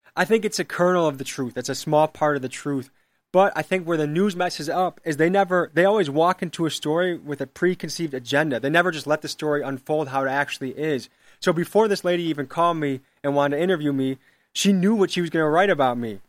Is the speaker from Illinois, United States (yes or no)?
yes; Crystal Lake, Illinois, United States; moved away as an adult; now in Milwaukee, United States; I grew up in Illinois